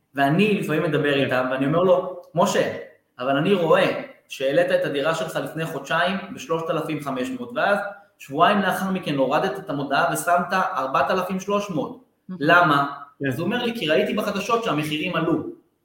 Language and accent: Hebrew; Beersheba, Southern District, Israel; אני מבאר שבע